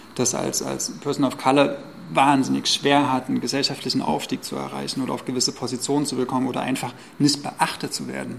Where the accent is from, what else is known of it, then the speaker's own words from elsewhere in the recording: East Germany, Germany; auch Deutsche, der in Ostdeutschland aufgewachsen ist